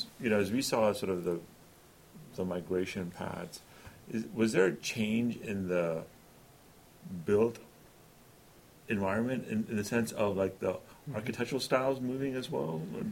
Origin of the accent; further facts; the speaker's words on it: Karachi, Sindh, Pakistan; So I grew up in Karachi and as part of the Ismaili Muslim community, you know, we always had cooperative housing societies. I grew up in the Fidaya Housing Society.